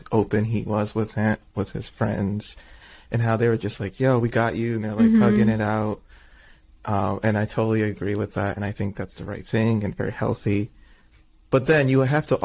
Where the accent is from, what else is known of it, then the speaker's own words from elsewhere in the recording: Michigan, United States; we're from Michigan